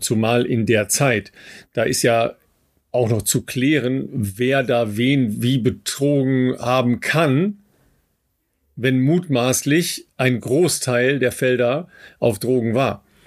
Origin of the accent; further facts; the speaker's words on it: Germany; wir als Deutsche